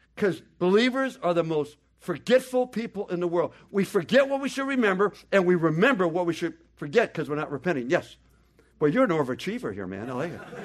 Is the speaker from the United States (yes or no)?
yes; United States; we're the ugly Americans